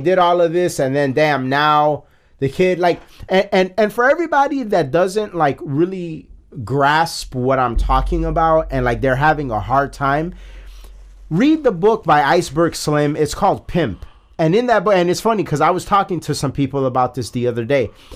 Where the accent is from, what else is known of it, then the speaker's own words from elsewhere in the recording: Chicago, Illinois, United States; we're from Chicago.